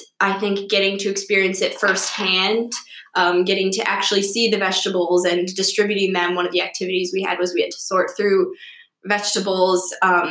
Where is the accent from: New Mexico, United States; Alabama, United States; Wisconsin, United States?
Wisconsin, United States; Ripon; I'm from Ripon, Wisconsin